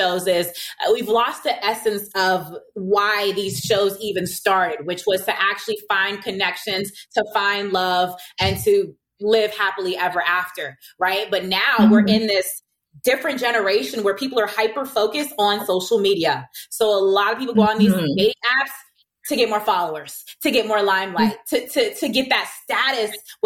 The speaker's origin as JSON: {"language": "English", "town": "Virginia Beach", "region": "Virginia", "country": "United States", "first_language": "English", "moved": "yes", "said": "I'm from Virginia Beach. I'm going home next month"}